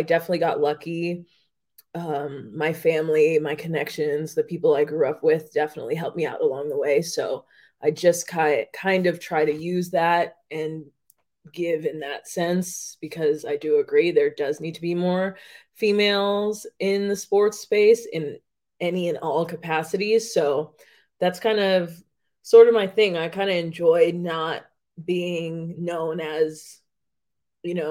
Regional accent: Las Vegas, Nevada, United States; I was born and raised in Las Vegas

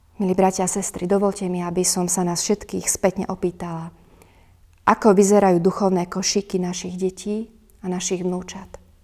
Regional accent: Turiec, Žilina Region, Slovakia; u nás v Turcii

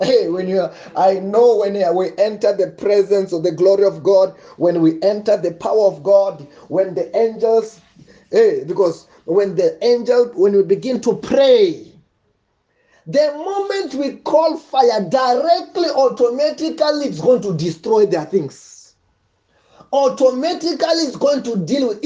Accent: Venda, Limpopo, South Africa; Where I'm from Venda, witchcraft is very, very deep.

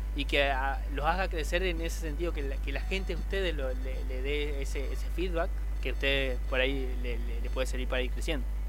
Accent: Argentina; somos argentinos

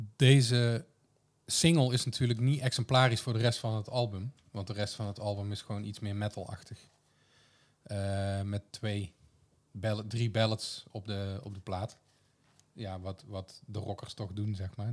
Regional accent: Kruisland, North Brabant, Netherlands; geboren in Kruisland

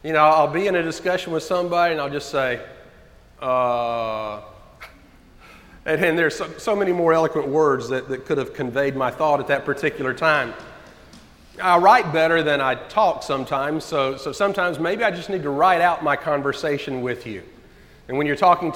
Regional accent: United States; us as American Christians

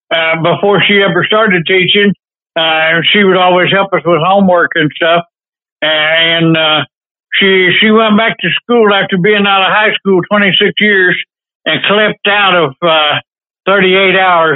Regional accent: Jerusalem, Arkansas, United States; also born or lived in Crescent City, California; I started born in California, grew up in Arkansas, and I grew up in Jerusalem, Arkansas.

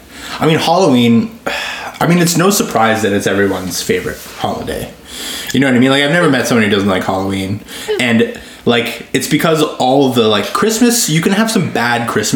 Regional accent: Ottawa, Ontario, Canada; Growing up in the East End

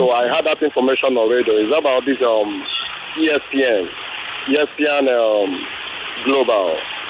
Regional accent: Nigeria; we Nigerians

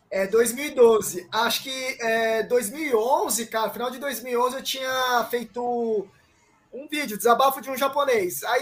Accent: Paraguay; Não, e assim, cara, eu sou um japonês paraguaio. Eu falo assim, galera, sou do Paraguai e tal.

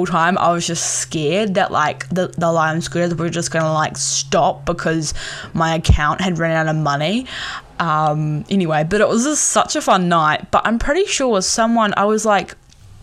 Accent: Tauranga, Bay of Plenty, New Zealand; the Bay of Plenty and in Tauranga

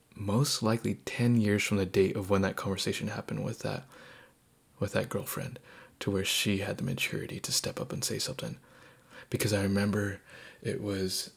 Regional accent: Southern California, United States; moved away as an adult; also born or lived in eastern Washington State; I grew up in Southern California and I got to go to college uh, on the eastern side of Washington State.

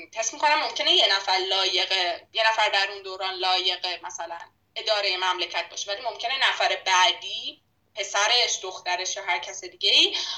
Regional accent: Iran; ما ایرانیم

